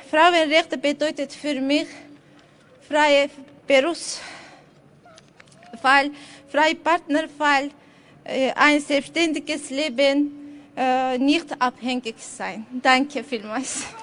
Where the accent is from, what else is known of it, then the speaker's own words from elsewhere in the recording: Azerbaijan; now in Austria; Ich komme aus Aserbaidschan. Ich bin seit sechs Jahren Asylwerberin in Österreich, gemeinsam mit drei Kindern und meinem Mann.